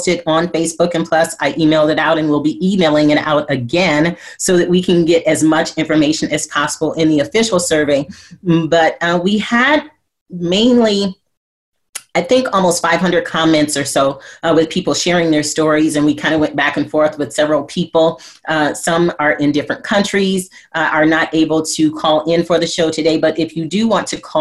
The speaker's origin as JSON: {"language": "English", "town": "Flint", "region": "Michigan", "country": "United States", "tie": "born or raised there", "said": "I grew up in Flint, Michigan, and we had a program in our school, in our elementary school"}